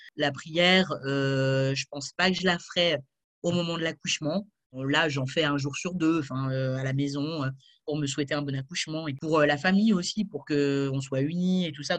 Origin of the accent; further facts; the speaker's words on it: France; now in Switzerland; je vis maintenant en Suisse, mais je suis française